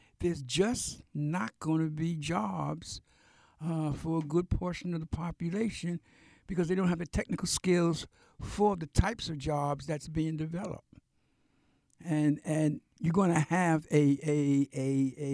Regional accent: New York City, New York, United States; we grew up in Brooklyn, man, in New York

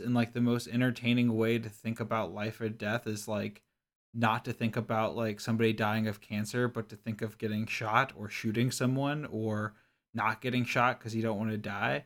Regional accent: Kentucky, United States; I grew up in Kentucky

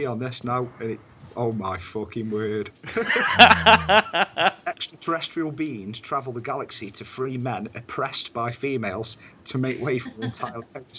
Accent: England, United Kingdom; I'm English

